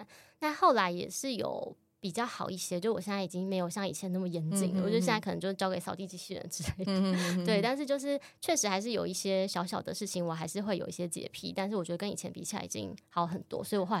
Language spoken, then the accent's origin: Chinese; Chiayi, Taiwan; moved away; 因为我是嘉义人，